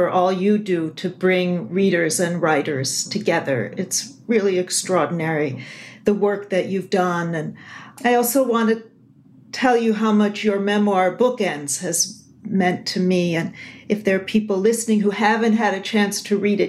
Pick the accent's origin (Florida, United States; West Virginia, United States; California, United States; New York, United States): New York, United States; Buffalo; moved away; my hometown, Buffalo, New York